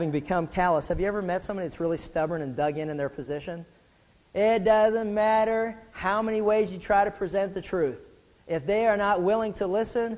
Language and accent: English; Pittsburgh, Pennsylvania, United States; when I was growing up in Pittsburgh